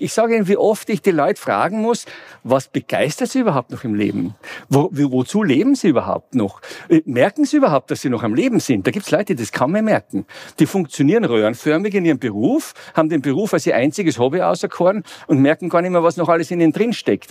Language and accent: German; Vienna, Austria; ich komme aus dem fernen, aus Mittleren Osten, wenn man so will, aus Wien